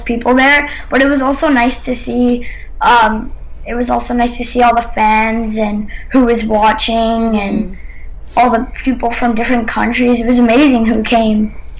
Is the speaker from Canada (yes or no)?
yes; Canada; I'm Canadian.